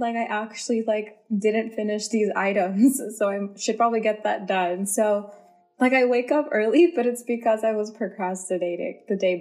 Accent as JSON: {"language": "English", "area": "Bay Area", "region": "California", "country": "United States", "tie": "born or raised there", "also_born_or_lived": "Central Valley, California", "said": "I have lived in the Bay Area all my life"}